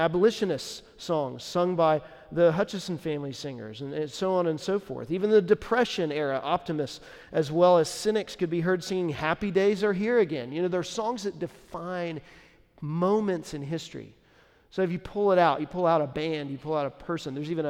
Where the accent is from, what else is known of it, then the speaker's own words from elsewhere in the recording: Nashville, Tennessee, United States; You know, when people say, hey, where are you from? You say Nashville, like, oh, okay.